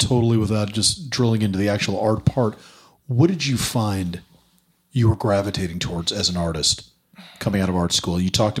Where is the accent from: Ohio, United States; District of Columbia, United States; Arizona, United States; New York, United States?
New York, United States; I say this as a very biased New Yorker